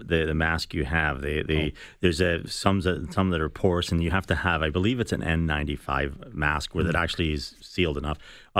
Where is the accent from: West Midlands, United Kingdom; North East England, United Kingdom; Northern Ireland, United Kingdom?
Northern Ireland, United Kingdom; Belfast; No, I'm from West Belfast. My idea of exotic is tartar sauce with a fish and chips.